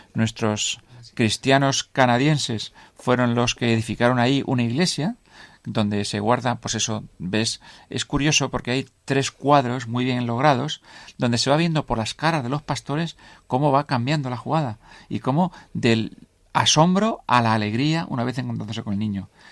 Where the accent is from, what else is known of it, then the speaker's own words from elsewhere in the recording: Spain; also born or lived in Cuenca; somos españoles